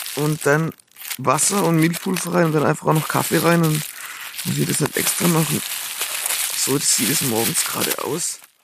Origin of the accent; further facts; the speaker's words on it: Swabia, Germany; Dann bin ich Schwabe